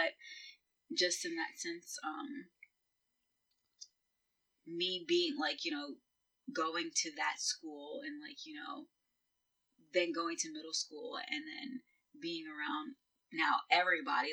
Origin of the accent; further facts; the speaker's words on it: Mount Vernon, New York, United States; also born or lived in Port Chester, New York; I grew up in Mount Vernon, which is basically, like, your Newburgh of, you know, Westchester